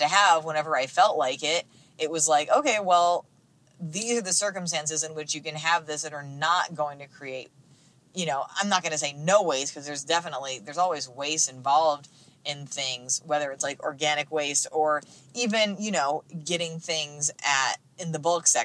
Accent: United States; I'm speaking as like an American

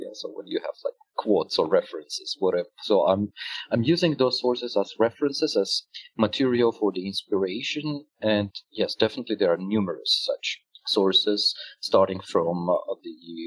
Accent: Armenia; born or raised there; English is a second language; also born or lived in Moscow, Russia

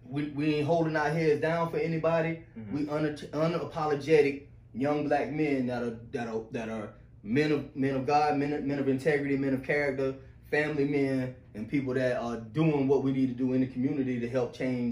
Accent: South Carolina, United States; I have never wanted to be or even thought about being from somewhere else because I'm from

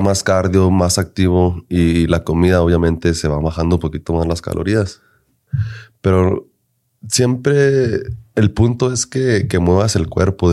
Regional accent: Denver, Colorado, United States; yo soy nacido aquí en Denver, Colorado.

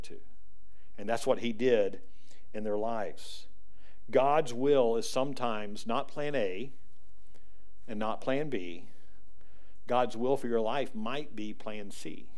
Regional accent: the South, United States; now in Spring Hill, United States; we're from the South

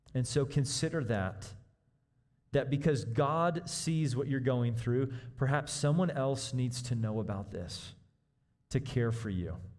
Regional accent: Kansas City, Missouri, United States; moved away; I grew up in Kansas City

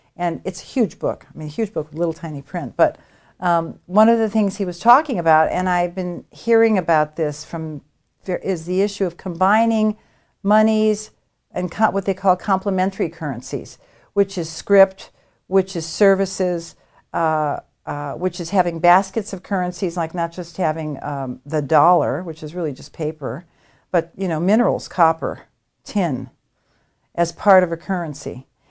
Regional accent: United States; I'm an American

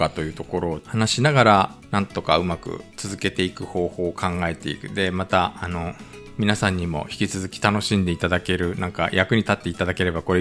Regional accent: Japan; also born or lived in South Korea; 日本生まれ韓国在住経験ありワクチン2回打ってさいつでも韓国に行けるぞと思っている日本人の

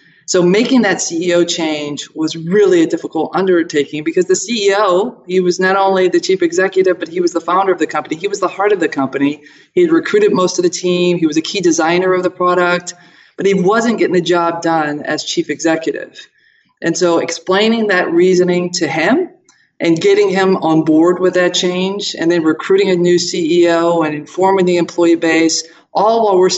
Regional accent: Toledo, Ohio, United States; born there; So, hey, I was born in Toledo, Ohio, Buckeye State.

